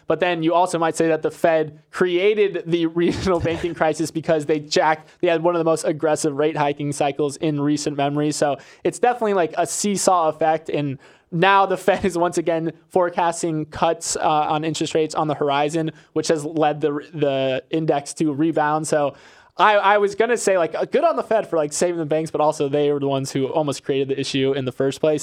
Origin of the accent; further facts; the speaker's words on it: Florida, United States; I'm from Florida